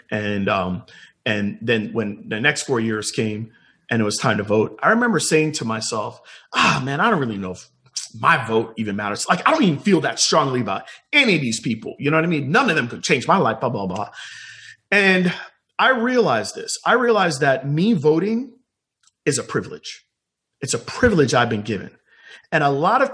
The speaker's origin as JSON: {"language": "English", "country": "Jamaica", "tie": "born or raised there", "moved": "yes", "lives_now": "United States", "said": "I was not born in the United States. I was born in Jamaica"}